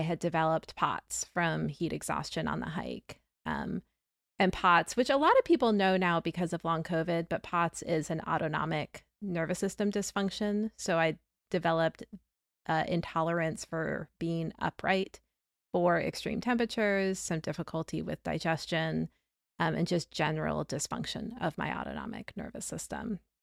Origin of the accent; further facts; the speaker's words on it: the South, United States; growing up in the South